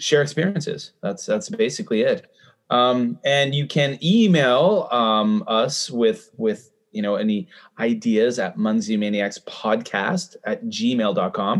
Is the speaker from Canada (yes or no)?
yes; Canada; I'm a Canadian.